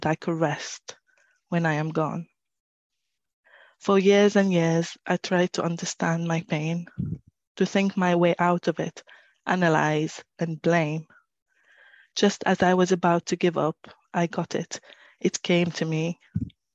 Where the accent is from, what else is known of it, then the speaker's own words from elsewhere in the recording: Syria; moved away as an adult; now in Newcastle, United Kingdom; I'm originally from Syria. I moved to the UK about 10 years ago now